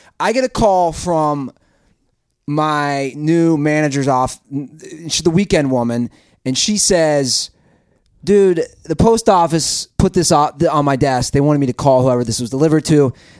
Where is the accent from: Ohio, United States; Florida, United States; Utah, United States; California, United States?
Ohio, United States; Cincinnati; Christ Hospital in Cincinnati, Ohio. 5:09 a.m. I was born on Thanksgiving.